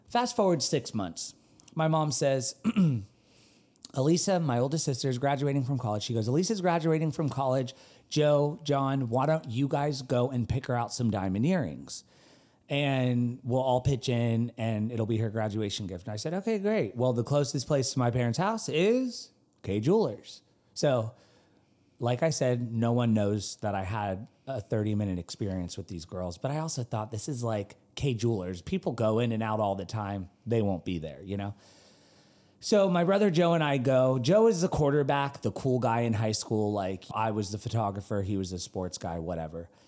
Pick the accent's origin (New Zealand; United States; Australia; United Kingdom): United Kingdom; The girls fall in love with me because I'm this Brit that, you know, in Concord, North Carolina.